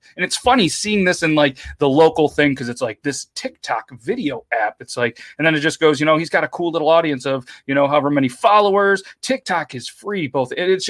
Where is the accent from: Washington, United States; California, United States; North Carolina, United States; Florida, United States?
Florida, United States; Hey, I'm from Florida.